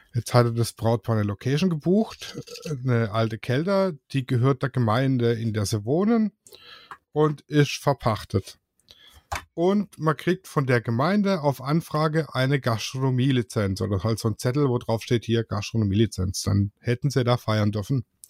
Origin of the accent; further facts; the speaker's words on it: Swabia, Germany; Ich bin ja Schwabe.